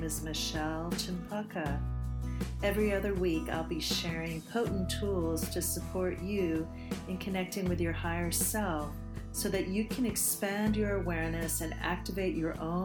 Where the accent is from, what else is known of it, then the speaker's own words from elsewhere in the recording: United States; moved away as an adult; now in Bali, Indonesia; I moved away from the United States of America in 2002